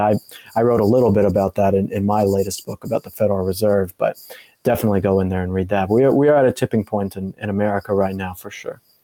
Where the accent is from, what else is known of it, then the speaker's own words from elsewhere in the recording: Colorado, United States; I'm from Colorado